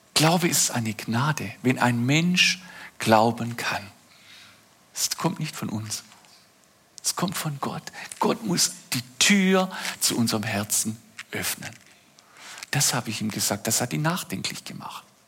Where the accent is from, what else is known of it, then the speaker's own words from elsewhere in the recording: Oberndorf am Neckar, Baden-Württemberg, Germany; Ein Kinderzimmer in meiner Heimatstadt Oberndorf am Neckar im Schwarzwald.